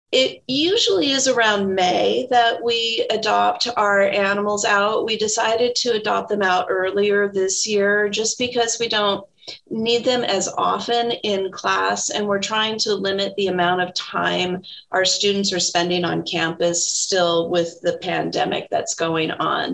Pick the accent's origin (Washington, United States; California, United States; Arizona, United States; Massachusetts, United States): Washington, United States; Tacoma; also born or lived in Bellingham; I am from Tacoma and I went off to Bellingham for my undergraduate degree at Western Washington University. And then my husband and I moved back to Tacoma.